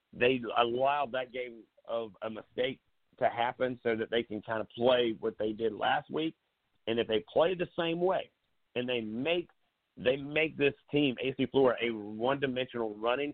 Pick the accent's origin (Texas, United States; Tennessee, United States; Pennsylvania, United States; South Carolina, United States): South Carolina, United States; Myrtle Beach; growing up in Myrtle Beach